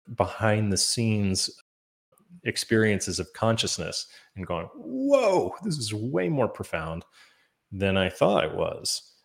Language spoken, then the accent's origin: English; Maine, United States; growing up in Maine